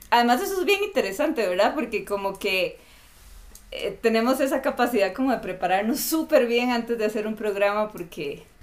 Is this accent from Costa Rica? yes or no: yes; Costa Rica; moved away as an adult; now in Ecuador; soy de Costa Rica y no pronuncio muy bien la R.